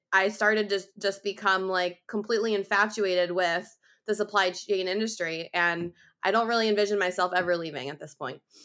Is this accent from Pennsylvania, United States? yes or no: yes; outside of Philadelphia, Pennsylvania, United States; moved away as an adult; also born or lived in Iowa; I grew up outside of Philadelphia and Pennsylvania